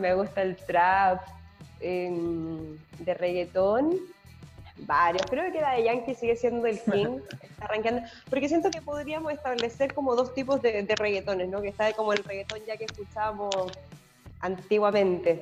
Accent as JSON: {"language": "Spanish", "town": "Santiago", "region": "Santiago Metropolitan Region", "country": "Chile", "tie": "born or raised there", "also_born_or_lived": "San Bernardo", "moved": "as an adult", "said": "Pero me quedo con Santiago porque es mi lugar, o sea, soy santiaguina"}